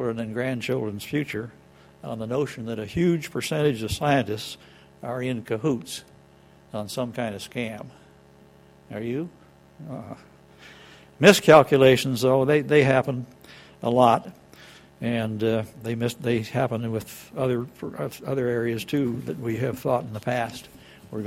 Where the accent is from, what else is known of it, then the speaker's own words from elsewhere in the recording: Los Angeles, California, United States; moved away; I grew up in Los Angeles, where they used to close the elementary schools when the smog got bad enough.